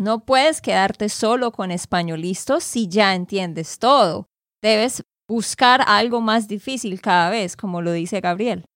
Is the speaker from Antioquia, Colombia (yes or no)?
no; Santander, Colombia; de Santander, Colombia